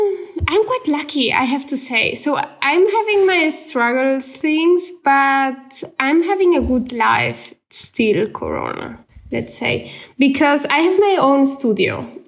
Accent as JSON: {"language": "English", "town": "Barcelona", "region": "Catalonia", "country": "Spain", "second_language": "English", "said": "when it's winter, I'm still from Barcelona."}